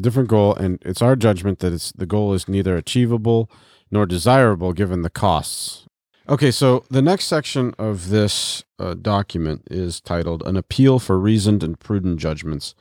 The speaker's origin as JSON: {"language": "English", "country": "United States", "said": "we as Americans and as American Christians"}